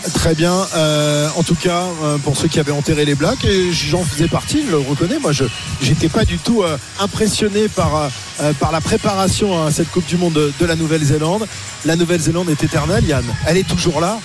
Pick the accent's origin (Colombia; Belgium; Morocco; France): France; nous en tant que Français